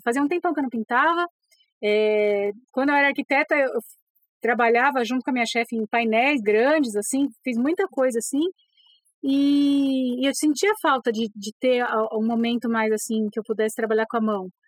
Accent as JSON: {"language": "Portuguese", "region": "São Paulo", "country": "Brazil", "tie": "born or raised there", "said": "eu sou paulistana, a gente cresce assim"}